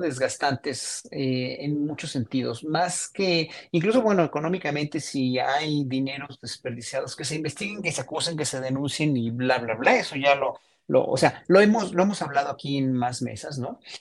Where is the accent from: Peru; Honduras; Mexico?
Mexico; como mexicanos